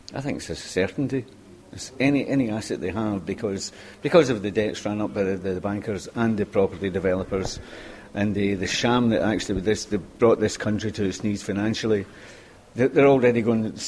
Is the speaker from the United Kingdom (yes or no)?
yes; Scotland, United Kingdom; moved away as an adult; now in Limerick, Ireland; I'm from Scotland